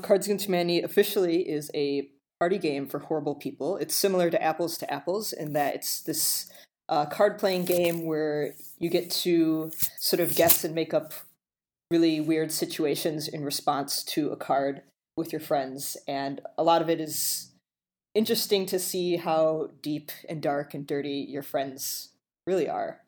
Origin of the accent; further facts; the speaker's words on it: Illinois, United States; I'm born and raised in Illinois